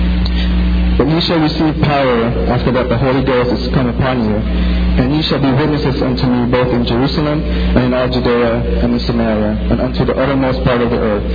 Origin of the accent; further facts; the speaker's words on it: Philippines; moved away; when I was growing up in the Philippines